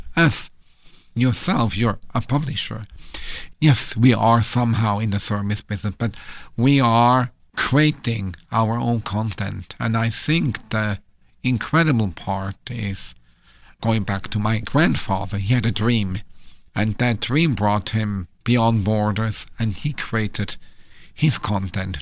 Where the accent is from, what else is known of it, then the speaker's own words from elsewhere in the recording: Switzerland; moved away; I'm from Switzerland